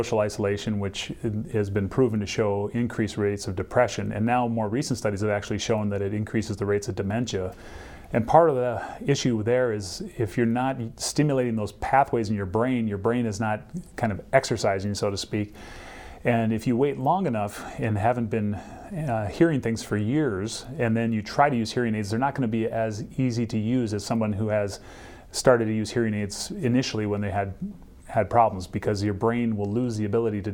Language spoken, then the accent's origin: English; Minnesota, United States; also born or lived in Cincinnati, Ohio; I grew up in Minnesota and went to college at Bethel